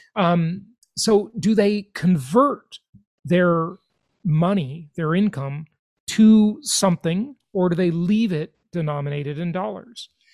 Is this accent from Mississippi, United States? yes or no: no; Los Angeles, California, United States; now in Florida, United States; my hometown where I grew up, Los Angeles, California.